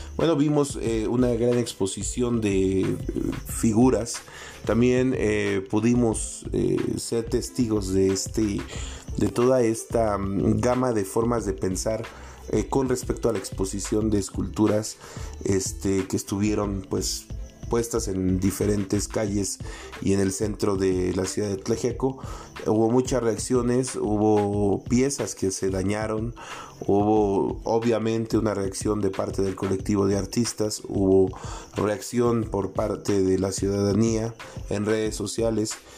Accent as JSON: {"language": "Spanish", "country": "Mexico", "said": "como población, como mexicanos, no sé, o mixtecos"}